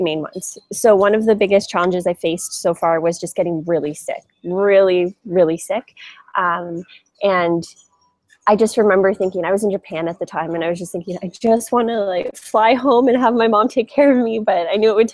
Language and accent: English; Canada; moved away as an adult; also born or lived in Europe / Asia / South America; now in Bali, Indonesia; I'm originally from Canada